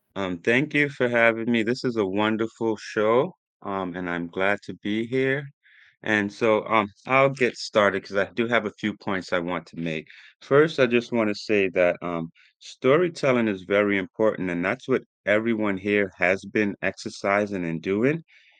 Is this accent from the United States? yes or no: no; Jamaica; I'm from Jamaica, and being born in Jamaica